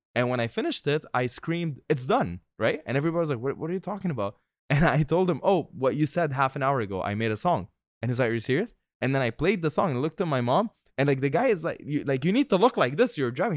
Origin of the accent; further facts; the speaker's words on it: Tripoli, North Governorate, Lebanon; now in Dubai, United Arab Emirates; my hometown, Tripoli